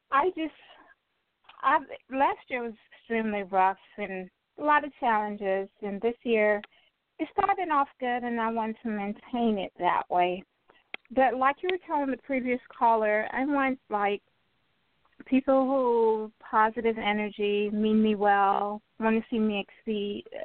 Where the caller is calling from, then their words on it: Florida, United States; calling from Florida.